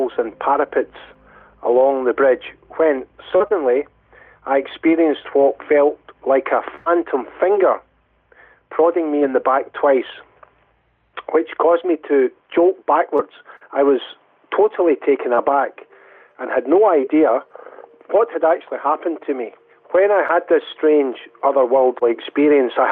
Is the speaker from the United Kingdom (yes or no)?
yes; Dumbarton, Scotland, United Kingdom; also born or lived in Glasgow, Scotland; I was born in Glasgow, Scotland. As a child, right up until my 20s, I lived in Dumbarton, which is a town in the west of Scotland